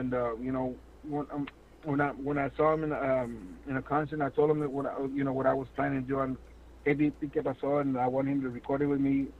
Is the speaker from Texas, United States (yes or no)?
yes; Laredo, Texas, United States; I'll be here in my hometown as well. In Laredo